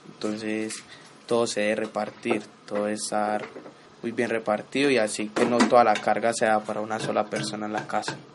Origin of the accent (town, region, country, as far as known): Antioquia, Colombia; born or raised there; also born or lived in Chocó (ancestry)